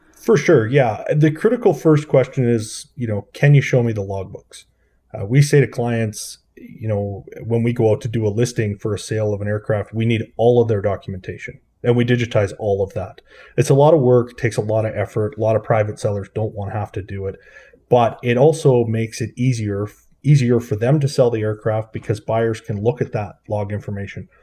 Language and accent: English; Swift Current, Saskatchewan, Canada; I grew up in Saskatchewan in, uh, a town called Swift Current